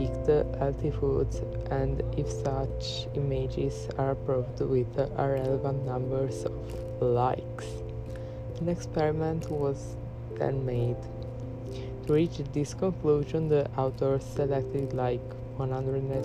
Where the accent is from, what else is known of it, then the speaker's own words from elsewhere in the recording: Italy; I'm from Italy, I'm Italian